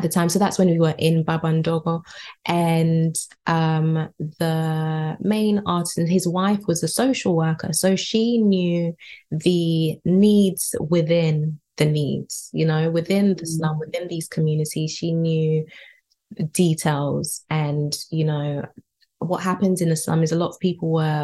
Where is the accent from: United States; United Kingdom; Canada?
United Kingdom; being born and raised here in the UK, I live in West London.